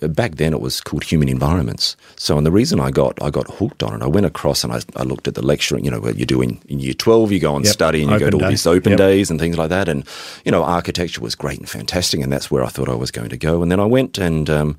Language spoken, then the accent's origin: English; Adelaide, South Australia, Australia; moved away; born and raised in Adelaide, South Australia